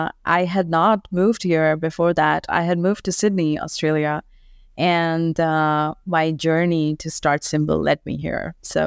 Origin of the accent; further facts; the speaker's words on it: India; I'm from India, born and brought up there. My dad was in the armed forces, so traveled all across the country.